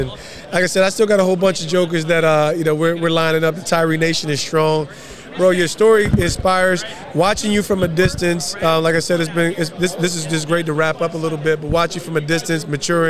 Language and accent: English; Montclair, New Jersey, United States; my mentality in that era of growing up in Montclair was just reckless.